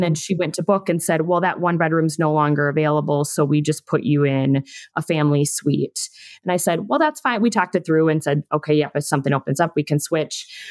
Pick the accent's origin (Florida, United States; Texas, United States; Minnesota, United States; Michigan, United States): Minnesota, United States; I'm from the Midwest. Both Angie and I are Minnesotans.